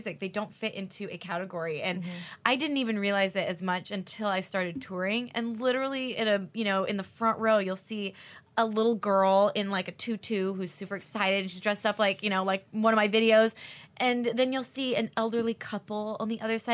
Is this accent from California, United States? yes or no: yes; Santa Ana, California, United States; I grew up in Santa Ana when I was a kid